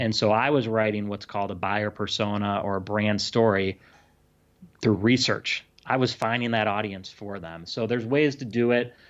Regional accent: Illinois, United States; now in California, United States; I'm from Illinois, but I live in California now

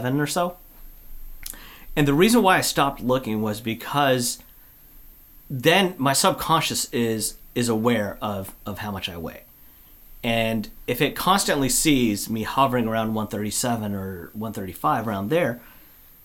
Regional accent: Olympia, Washington, United States; I grew up down in Olympia.

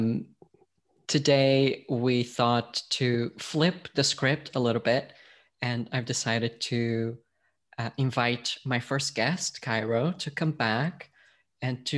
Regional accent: Portugal; also born or lived in United States / Scotland; now in London, United Kingdom; I'm from Portugal originally. I've lived in the US, I've lived in Scotland, I've now been in London for more than a decade

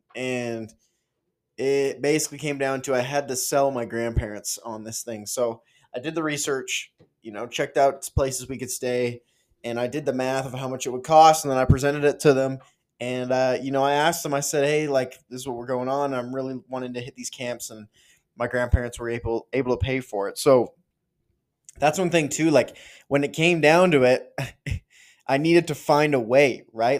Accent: Canada; being a Canadian kid

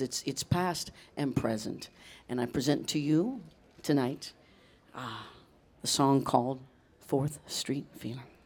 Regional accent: Leavenworth, Kansas, United States; moved away; also born or lived in Boston / New York City; I grew up in Leavenworth, Kansas, which is right outside of Kansas City

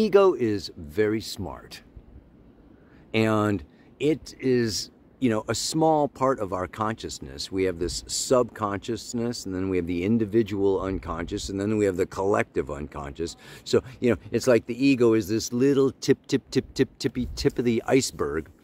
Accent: Illinois, United States; I grew up in Illinois

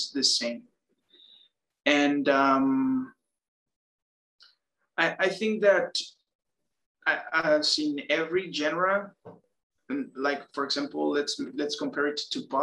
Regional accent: Mexico; born and raised in Mexico

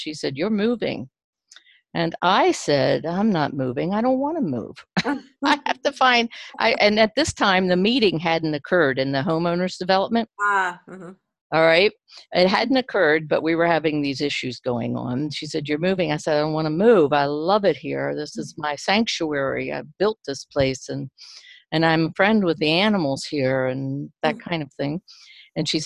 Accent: Maryland, United States; moved away as an adult; also born or lived in West Virginia; now in Etna, Maine, United States; I grew up in Maryland, and I spent 44 years in Maryland, in the town that I was born in.

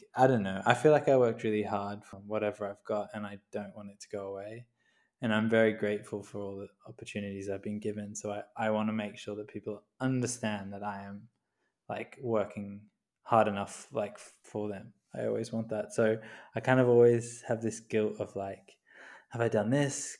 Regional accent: Queensland, Australia; I grew up in Queensland

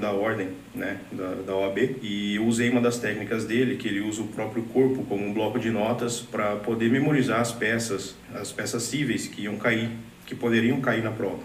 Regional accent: Rio Claro, São Paulo, Brazil; eu sou da cidade de Rio Claro, interior de São Paulo

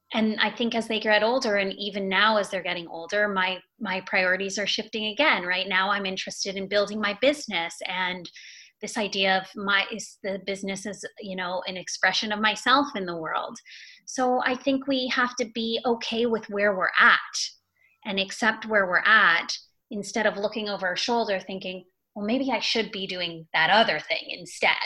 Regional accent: Toronto, Ontario, Canada; also born or lived in Montreal; I'm from Toronto. Mm-hmm. I'm a Canadian. I was born in Toronto. I was raised in the suburbs of Toronto

